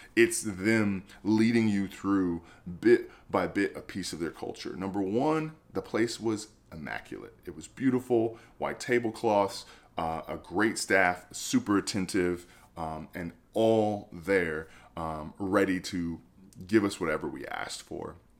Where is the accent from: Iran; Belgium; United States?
United States; I'm an American